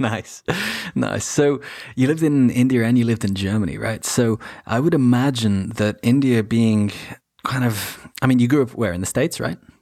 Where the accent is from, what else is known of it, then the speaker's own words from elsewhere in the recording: Wales, United Kingdom; moved away; I grew up partially in Wales as well